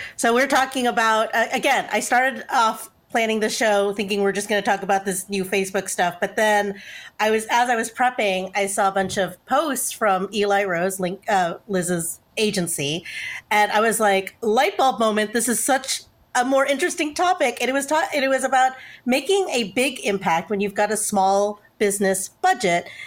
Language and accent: English; Texas, United States; we're from Texas